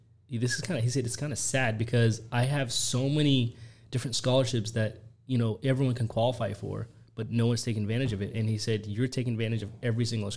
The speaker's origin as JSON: {"language": "English", "country": "Yemen", "tie": "born or raised there", "moved": "yes", "lives_now": "United States", "said": "I was born in Yemen, and then... you know, I had a great time living there"}